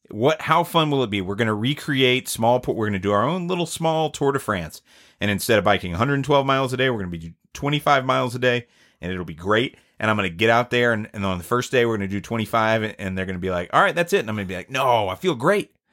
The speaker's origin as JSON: {"language": "English", "region": "the South", "country": "United States", "said": "and I'm from the South"}